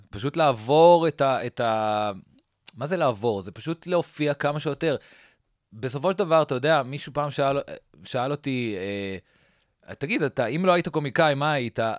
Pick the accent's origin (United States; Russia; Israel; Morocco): United States; Newton, Massachusetts; גדלתי בניוטון, מסצ'וסטס. אוקיי. שזה פרברי בוסטון כזה, עיר...